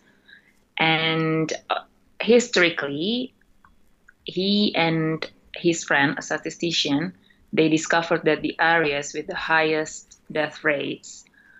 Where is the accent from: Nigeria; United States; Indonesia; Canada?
Indonesia; moved away as an adult; now in United Kingdom; my home country, Indonesia